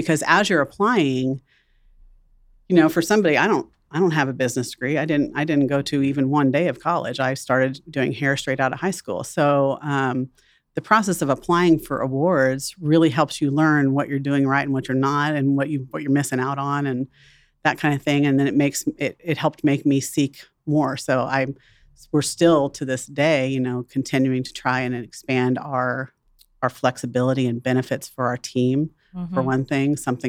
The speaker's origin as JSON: {"language": "English", "town": "Wichita", "region": "Kansas", "country": "United States", "tie": "born or raised there", "also_born_or_lived": "Dallas", "said": "I enjoyed my childhood here. And I was born in Kansas City, but I lived here since I was 2 years old"}